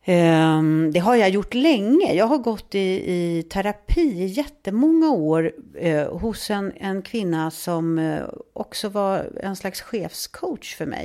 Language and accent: Swedish; Stockholm, Stockholm County, Sweden; Ja, jag växte upp i Stockholm.